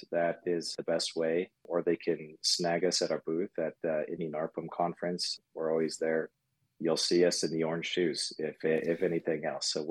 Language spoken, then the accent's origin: English; Germany; born there; I would probably have to say that I was born in Germany.